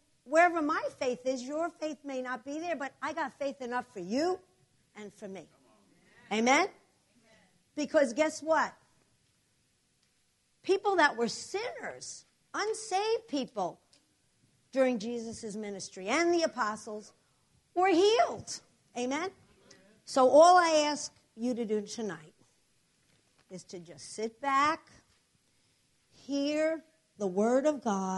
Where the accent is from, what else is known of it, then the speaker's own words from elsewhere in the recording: New Jersey, United States; from New Jersey, but our church is in New York City, so you're gonna. I have an accent